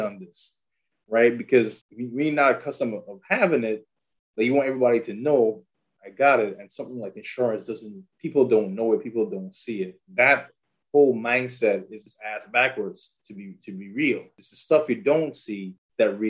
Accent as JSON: {"language": "English", "country": "U.S. Virgin Islands", "moved": "yes", "lives_now": "Nashville, United States", "said": "I am originally from St. Thomas, U.S. Virgin Islands. Been here in Nashville for about, let's say, 17, 18 years."}